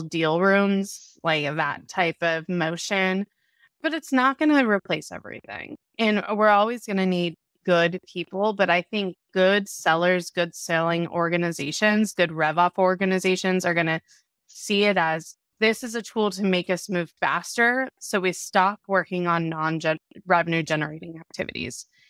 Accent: Orange County, California, United States; I grew up in Orange County, California

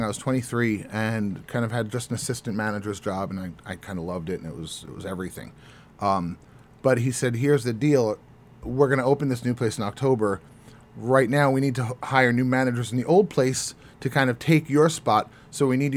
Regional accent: New York, United States; moved away as an adult; also born or lived in San Francisco; growing up in New York

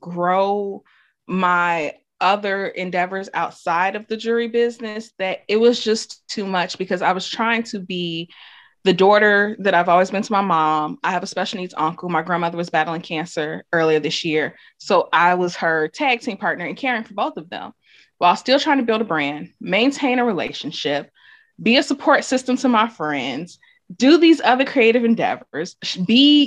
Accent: Chicago, Illinois, United States; I am from Chicago, Illinois

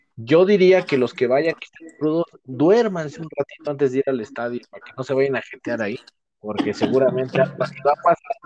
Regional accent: Mexico; como mexicano

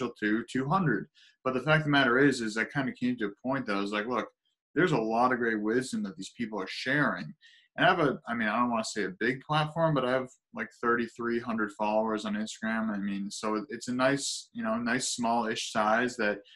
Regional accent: South Shore of Boston, Massachusetts, United States; So I'm south of Boston, about 18 miles south. So it's South Shore of Boston

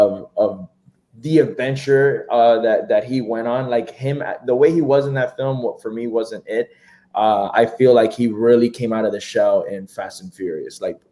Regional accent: Miami, Florida, United States; I'm from Miami

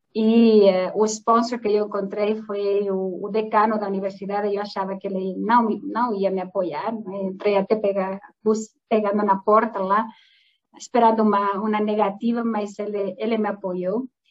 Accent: southwest Spain, Spain; Portuguese is a second language; moved away as an adult; also born or lived in Portugal; now in Brazil; eu não sou brasileira, não é? meu sotaque não é daqui. Uh, ah, eu sou espanhola de origem, sou de uma região do sudoeste da Espanha

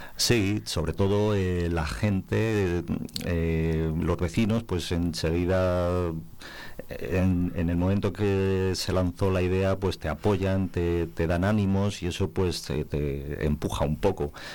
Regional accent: Cabezuela, Castile and León, Spain; now in Valverde del Majano, Spain; de ser de Cabezuela, identificarme y que me identifiquen con, con mi pueblo de nacimiento

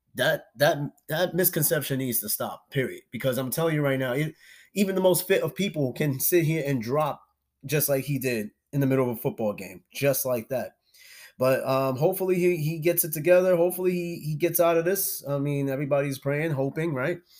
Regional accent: New York, United States; I'm from New York.

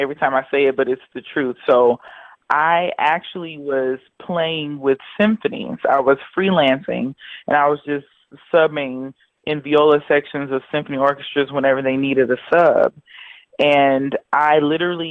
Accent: Houston, Texas, United States; Houston, where I was born and raised in Houston, Texas.

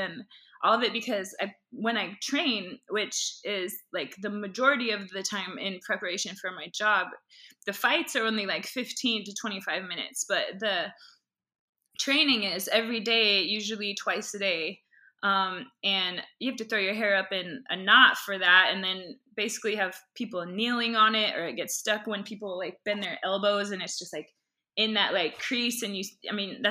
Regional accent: Boulder, Colorado, United States; also born or lived in Minnesota; I grew up in Boulder, Colorado, but that's where we spent our holidays and summers

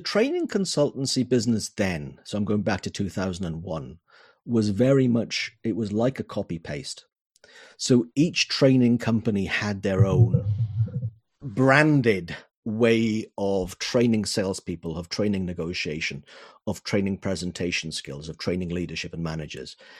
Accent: Wales, United Kingdom; Wales, the country of my birth, the country of my heart

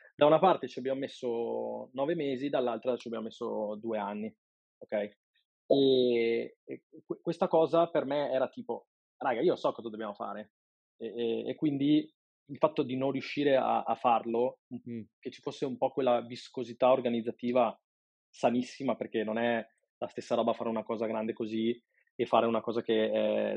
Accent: Padua, Veneto, Italy; sono un padovano di 36 anni

